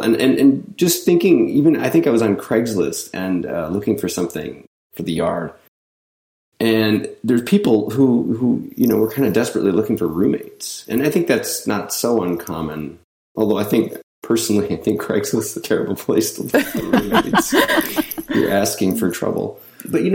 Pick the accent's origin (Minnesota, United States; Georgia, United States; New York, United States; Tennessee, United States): Minnesota, United States; we're from Minnesota